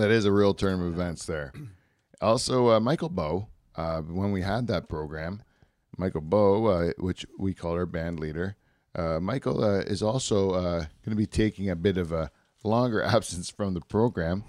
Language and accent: English; Canada; in our country